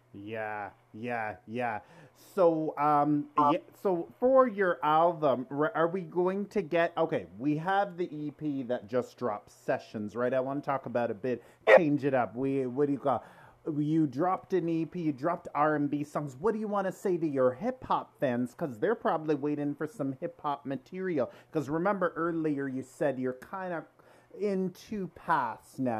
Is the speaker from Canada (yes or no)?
yes; Toronto, Ontario, Canada; we're all from Toronto here